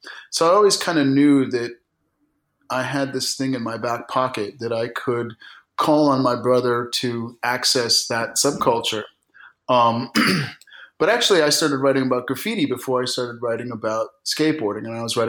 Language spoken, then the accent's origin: English; New York, United States; also born or lived in Germany; So I was born in Germany in 1968 on an army base, and then we lived in upstate New York